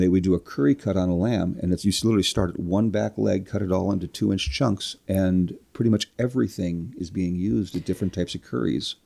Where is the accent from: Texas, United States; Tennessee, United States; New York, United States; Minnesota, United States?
Minnesota, United States; Minneapolis; also born or lived in Rush City, Minnesota / Kerkhoven, Minnesota; I'm from the Minneapolis St. Paul area